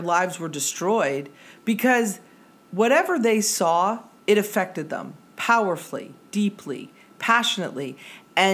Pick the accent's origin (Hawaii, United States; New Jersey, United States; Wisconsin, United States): New Jersey, United States; Metuchen; my hometown, which is Metuchen